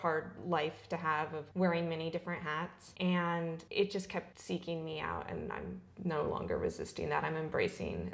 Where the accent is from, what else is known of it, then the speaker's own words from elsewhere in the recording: Southern California, United States; also born or lived in Albany, Oregon / Portland, Oregon; I was born in Albany, Oregon, and I was in the Portland metropolitan area for part of my childhood and then spent much of the rest of it in Southern California